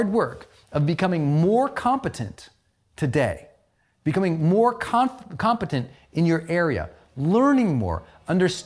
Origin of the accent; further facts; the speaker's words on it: Montana, United States; moved away; I came from Montana, from an economically depressed old Irish mining town